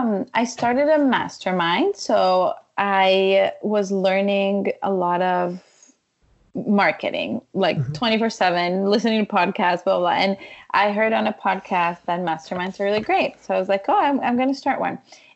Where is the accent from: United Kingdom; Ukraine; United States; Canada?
Ukraine; I grew up, you know, I'm Ukrainian. I was born in Ukraine.